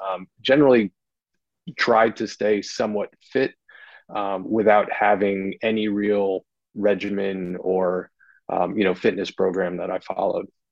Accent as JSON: {"language": "English", "region": "New Jersey", "country": "United States", "moved": "yes", "lives_now": "Wilmington, United States", "said": "I'm from New Jersey"}